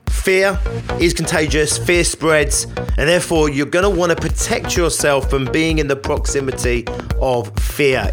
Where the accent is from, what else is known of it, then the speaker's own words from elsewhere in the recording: Richmond Park, London, United Kingdom; I grew up near Richmond Park